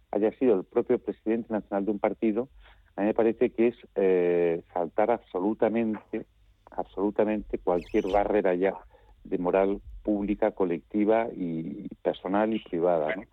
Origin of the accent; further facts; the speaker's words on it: Spain; lo que más me importa a mí como español